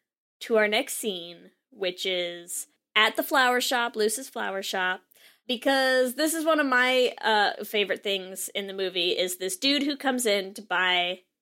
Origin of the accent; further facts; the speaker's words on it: United Kingdom; accent: British; who are just going to come on and shit all over our British accents.